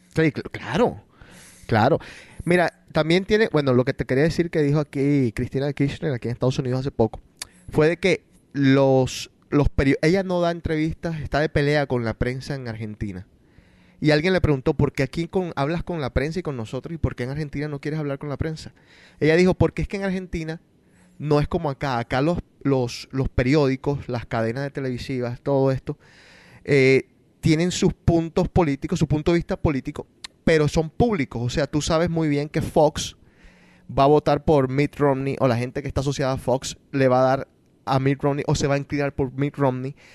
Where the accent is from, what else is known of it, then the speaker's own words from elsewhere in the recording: Colombia; yo nací en Colombia y soy colombiano